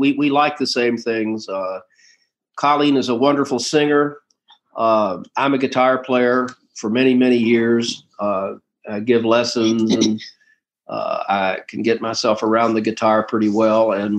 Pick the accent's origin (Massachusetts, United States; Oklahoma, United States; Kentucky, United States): Kentucky, United States; Louisville; I'm from the West End, more so towards the Fountain Ferry Park area down Market Street at 39th.